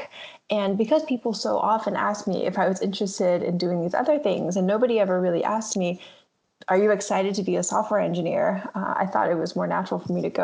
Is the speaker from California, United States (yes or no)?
yes; Bay Area, California, United States; I grew up in the Bay Area